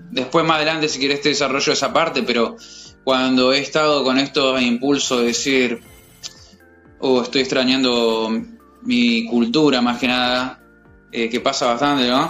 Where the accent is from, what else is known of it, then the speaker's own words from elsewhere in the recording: Mar del Plata, Buenos Aires Province, Argentina; moved away as an adult; also born or lived in Chile; now in Sydney, Australia; yo soy de Mar del Plata